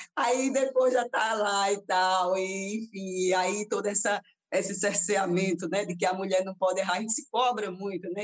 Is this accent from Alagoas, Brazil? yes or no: yes; Arapiraca, Alagoas, Brazil; also born or lived in Taquarana; a minha, infância minha infância e juventude Arapiraca, mas assim, sou, nasci em Taquarana